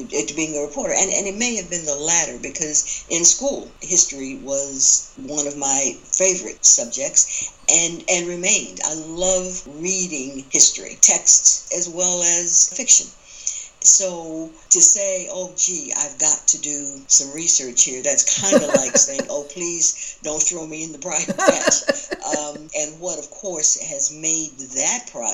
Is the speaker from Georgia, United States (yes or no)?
yes; Atlanta, Georgia, United States; moved away; That is my home. Atlanta is my hometown